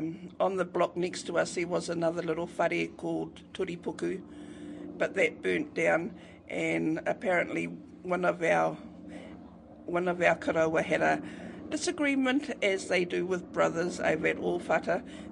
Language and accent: English; Rotorua, Bay of Plenty, New Zealand; I was born here in Rotorua, up on Pukero Hill. The ancestral home of Ngāti Whakaue.